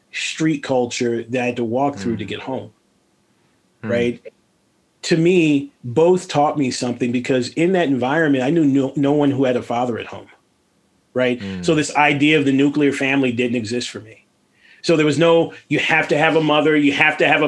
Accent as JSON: {"language": "English", "town": "Los Angeles", "region": "California", "country": "United States", "tie": "born or raised there", "said": "I was raised in Venice Beach, California"}